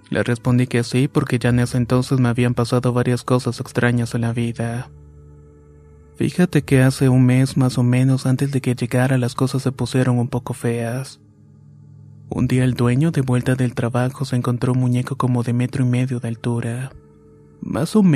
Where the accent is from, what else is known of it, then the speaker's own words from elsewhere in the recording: Uriangato, Guanajuato, Mexico; moved away as an adult; now in Chicago, United States; Soy originario de Uringato, Guanajuato, pero hace más de 15 años que radico en Chicago, Illinois.